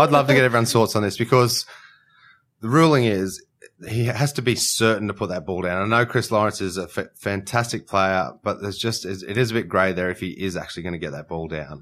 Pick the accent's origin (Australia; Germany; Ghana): Australia; Queensland; as a Queenslander